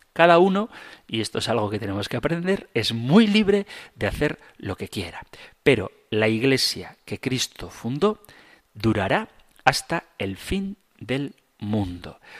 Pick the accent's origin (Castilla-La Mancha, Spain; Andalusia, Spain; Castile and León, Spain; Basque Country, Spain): Basque Country, Spain; Zumárraga; en mi pueblo, en Zumárraga